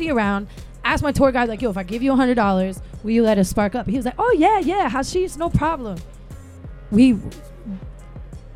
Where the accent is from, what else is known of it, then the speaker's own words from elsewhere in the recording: Miami, Florida, United States; I was from Miami